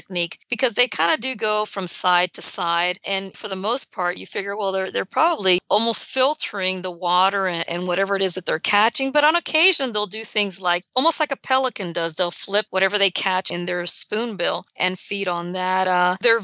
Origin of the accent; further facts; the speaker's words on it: South Florida, United States; growing up in South Florida